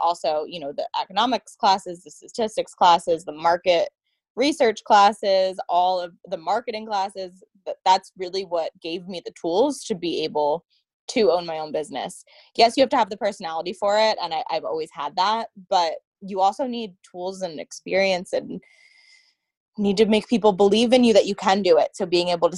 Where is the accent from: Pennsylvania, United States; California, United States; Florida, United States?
Pennsylvania, United States; Bethlehem; I was born and raised in Bethlehem